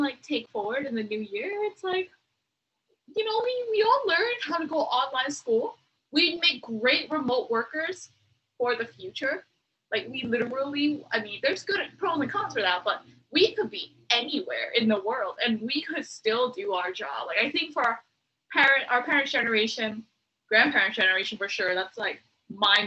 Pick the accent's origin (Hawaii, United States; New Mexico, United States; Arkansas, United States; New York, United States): Hawaii, United States; a girl that was born and raised in Hawaii